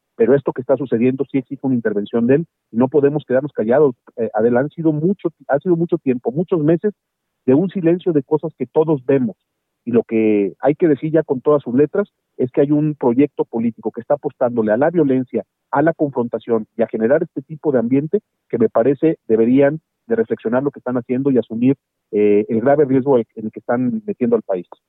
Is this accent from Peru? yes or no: no; Mexico; Yo soy uno de los mexicanos